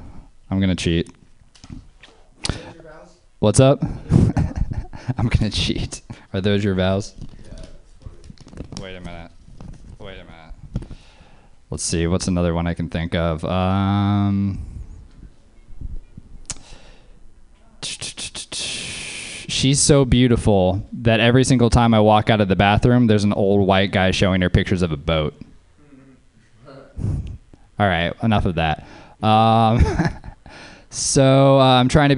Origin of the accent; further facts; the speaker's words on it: New Orleans, Louisiana, United States; now in Oakland, United States; I'm from Louisiana. I'm from New Orleans